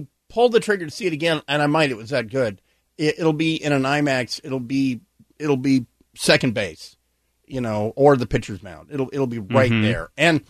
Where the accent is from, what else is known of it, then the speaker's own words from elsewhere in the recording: Hawaii, United States; I am, of course, a native Hawaiian. I was born in Hawaii, so I'm a Hawaiian Pacific Islander.